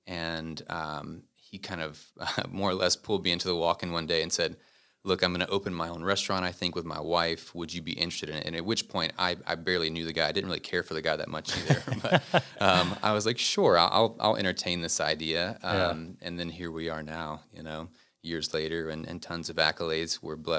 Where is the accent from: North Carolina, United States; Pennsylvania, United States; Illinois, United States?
North Carolina, United States; Concord; I'm actually from Concord, North Carolina. Okay. It's about 20 minutes out. So born and raised there.